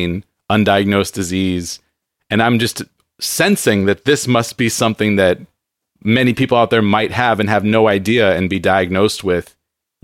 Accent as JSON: {"language": "English", "town": "San Diego", "region": "California", "country": "United States", "tie": "born or raised there", "moved": "as an adult", "said": "San Diego, which is my hometown"}